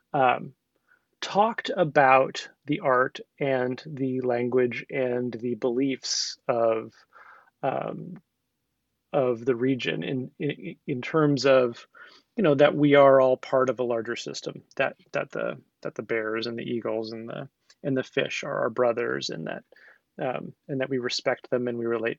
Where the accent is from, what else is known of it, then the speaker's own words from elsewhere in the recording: the Northwest, Pacific Northwest, United States; growing up in the Northwest